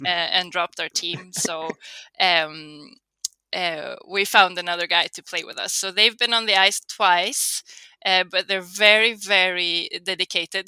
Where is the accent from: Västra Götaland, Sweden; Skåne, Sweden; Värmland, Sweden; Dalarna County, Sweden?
Värmland, Sweden; Karlstad; So I'm from Karlstad, um, which is sort of right in between Stockholm and Oslo